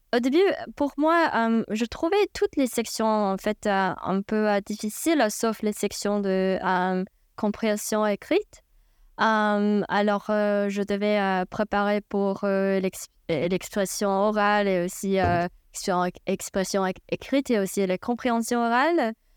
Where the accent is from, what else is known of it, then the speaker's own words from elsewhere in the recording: China; French is a second language; moved away as an adult; also born or lived in United States; now in New York City, United States; je viens de Chine